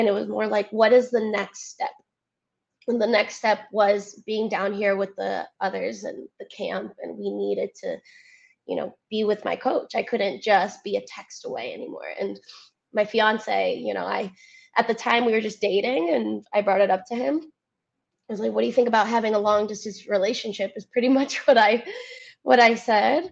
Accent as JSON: {"language": "English", "town": "Cleveland", "region": "Ohio", "country": "United States", "accent": "Cleveland", "first_language": "Spanish", "second_language": "English", "moved": "as an adult", "lives_now": "Naples, United States", "said": "I still have my Cleveland roots, though. My Cleveland accent comes out every now and then."}